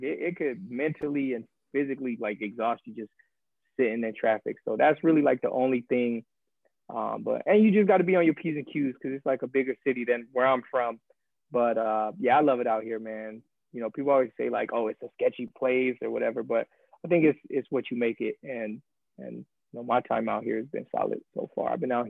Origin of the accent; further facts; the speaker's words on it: Arizona, United States; I'm a West Coast boy, so like everybody probably knows, I'm from Arizona. So it's not too far from my hometown.